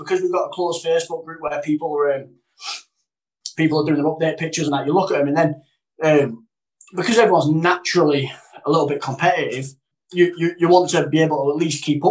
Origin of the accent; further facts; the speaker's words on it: the north of England, United Kingdom; I'm not a Cockney, I'm a Northerner